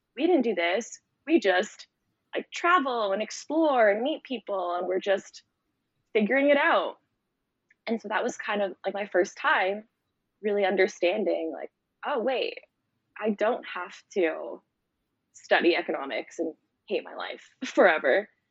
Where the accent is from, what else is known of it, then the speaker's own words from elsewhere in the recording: Toronto, Ontario, Canada; moved away as an adult; now in Costa Rica; I'm from Canada. I'm half Canadian, half Romanian, and I grew up in Toronto, which is a big city.